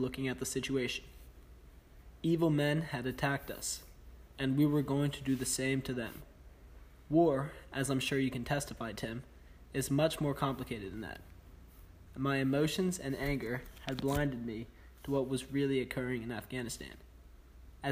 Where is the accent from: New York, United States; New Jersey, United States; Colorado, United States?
New York, United States; I grew up in New York.